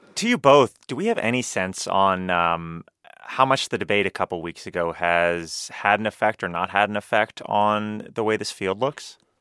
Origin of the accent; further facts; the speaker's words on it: Florida, United States; my home state of Florida